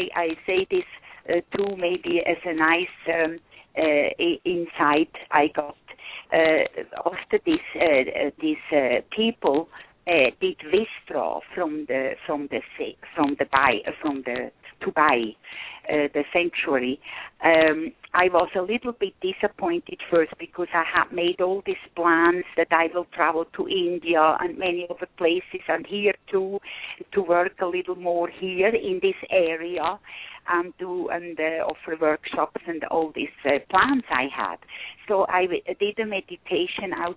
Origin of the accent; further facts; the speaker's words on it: Switzerland; now in Cusco, Peru; close to my home country, Switzerland